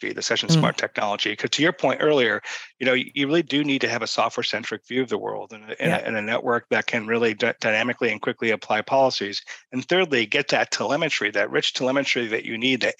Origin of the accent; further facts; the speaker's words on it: Boston, Massachusetts, United States; I'm from Boston